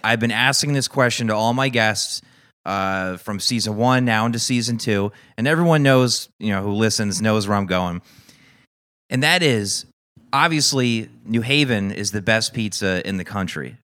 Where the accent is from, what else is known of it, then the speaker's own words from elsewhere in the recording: Newtown, Connecticut, United States; also born or lived in Waterbury, Connecticut; in my hometown of Newtown, Connecticut